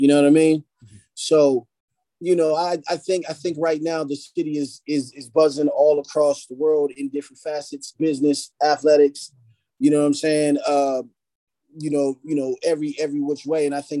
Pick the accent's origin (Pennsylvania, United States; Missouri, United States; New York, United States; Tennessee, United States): Pennsylvania, United States; Philadelphia; born there; I mean, I was born in Philly.